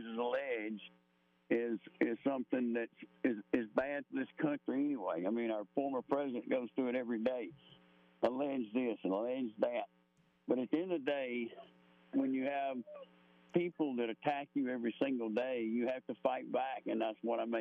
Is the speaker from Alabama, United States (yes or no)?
yes; Ohatchee, Alabama, United States; also born or lived in Georgia / Piedmont, Alabama; I'm 30 minutes from where I grew up in Ohatchee